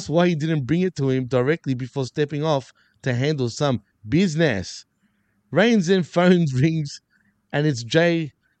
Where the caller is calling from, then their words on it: Montreal, Quebec, Canada; you can see I'm coming live from Montreal as we speak.